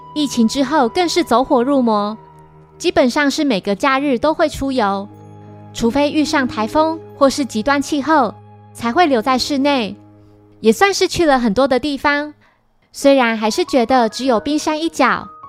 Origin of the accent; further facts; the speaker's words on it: northern Taiwan, Taiwan; 我是北部人